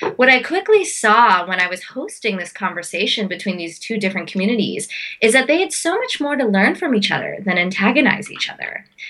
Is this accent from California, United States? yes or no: no; Pittsburgh, Pennsylvania, United States; I was born in Pittsburgh, Pennsylvania. So my life um, um, was sort of surrounded by uh, suburban Pennsylvania and summers in India